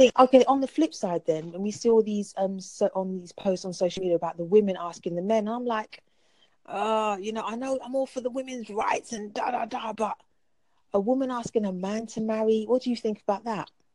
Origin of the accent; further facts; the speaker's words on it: London, United Kingdom; I'm from London